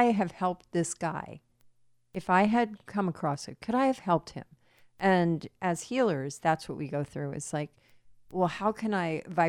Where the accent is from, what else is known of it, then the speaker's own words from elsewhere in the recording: Florida, United States; now in California, United States; the hurricane in my hometown in Florida